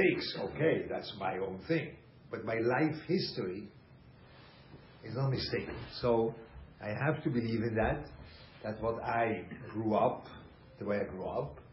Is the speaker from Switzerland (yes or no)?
yes; Switzerland; English is a second language; moved away; I grew up in Switzerland